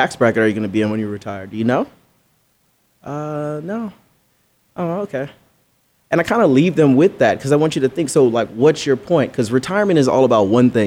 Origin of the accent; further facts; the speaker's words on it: Belize; I'm from Belize, right? So I grew up humble beginnings, as they say.